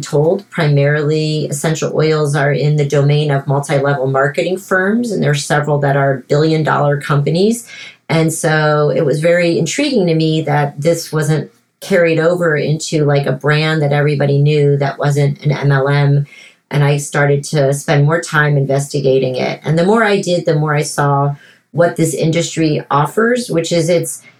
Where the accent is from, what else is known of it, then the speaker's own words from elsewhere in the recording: France; moved away as an adult; also born or lived in Miami, United States; now in United States; my parents divorced and moved from Miami to Paris when I was 7 years old. And I grew up in France